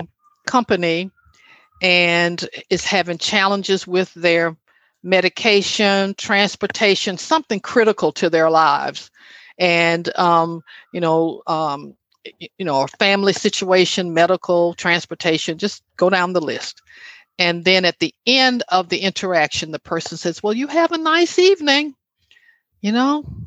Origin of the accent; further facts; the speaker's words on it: Alabama, United States; moved away; my hometown in Alabama